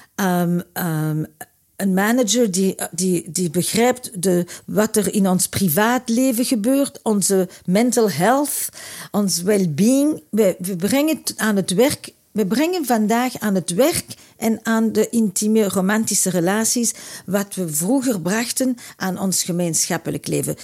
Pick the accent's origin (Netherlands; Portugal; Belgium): Belgium; Antwerp, Flanders; moved away; also born or lived in Brussels; ik nu zit ik in Brussel, maar ik kwam uit Antwerpen